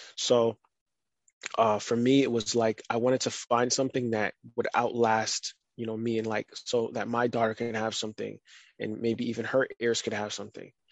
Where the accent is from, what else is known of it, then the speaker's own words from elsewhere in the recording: United States; also born or lived in Barbados; I was born in America, but I lived in Barbados for four years, and then I would go back and forth every summer